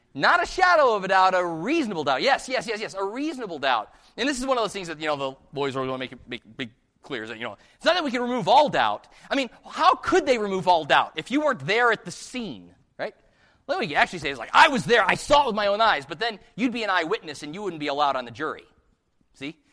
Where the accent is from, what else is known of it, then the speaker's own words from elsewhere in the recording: just outside of Chicago, Illinois, United States; I was born just outside of Chicago.